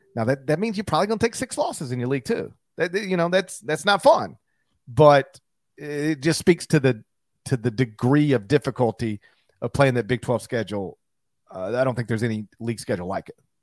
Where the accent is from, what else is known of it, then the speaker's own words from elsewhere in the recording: Mississippi, United States; my home state